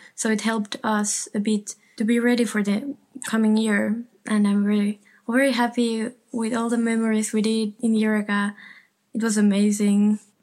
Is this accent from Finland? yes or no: yes; Finland; moved away as an adult; now in Rotterdam, Netherlands; I'm from Finland